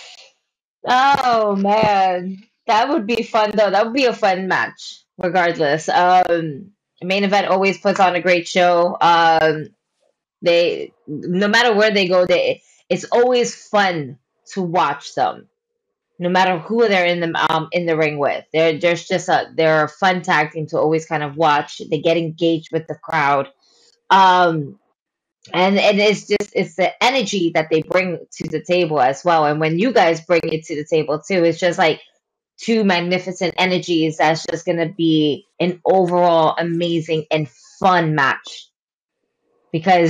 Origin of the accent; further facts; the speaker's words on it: New York City, New York, United States; also born or lived in Bronx; I was born and raised in Brooklyn